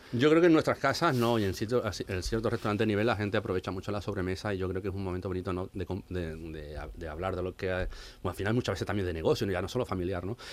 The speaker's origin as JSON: {"language": "Spanish", "town": "Seville", "region": "Andalusia", "country": "Spain", "moved": "yes", "said": "como sevillano"}